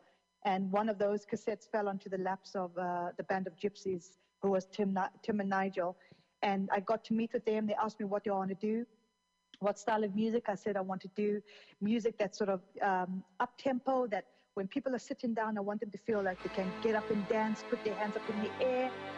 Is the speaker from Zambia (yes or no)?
yes; Zambia; also born or lived in Zimbabwe; I mean, I was born in Zambia, in Africa, and I grew up in Zambia and Zimbabwe.